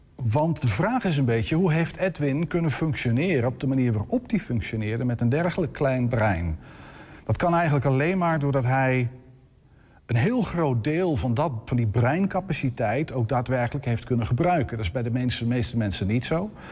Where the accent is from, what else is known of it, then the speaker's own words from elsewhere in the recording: area of Hoogeveen, Drenthe, Netherlands; moved away; de streek waar ik opgegroeid ben, in eh, de omgeving van Hoop, Veen, dat is plat verkaveld land